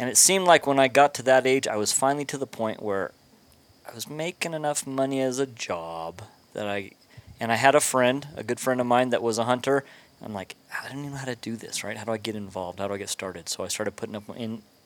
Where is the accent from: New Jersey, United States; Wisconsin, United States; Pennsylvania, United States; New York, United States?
Pennsylvania, United States; moved away as an adult; now in New Mexico, United States; I grew up in Pennsylvania